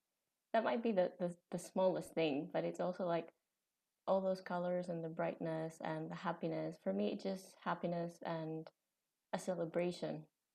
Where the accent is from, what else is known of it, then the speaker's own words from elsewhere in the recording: Greece; now in Edinburgh, United Kingdom; I am originally from Greece. I am 26, going 27 this August.